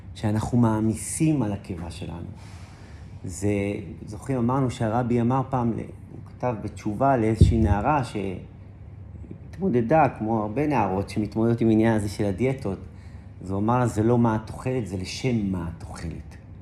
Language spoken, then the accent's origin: Hebrew; Safed, Northern District, Israel; born or raised there